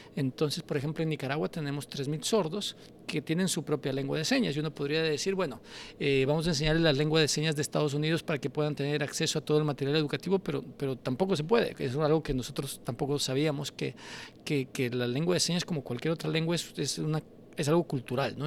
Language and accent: Spanish; Quito, Pichincha, Ecuador; yo crecí en Toctiuco